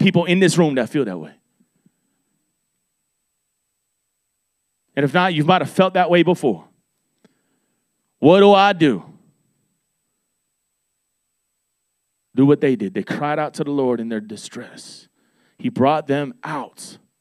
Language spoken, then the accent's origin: English; Miami, Florida, United States; I'm from Miami, Florida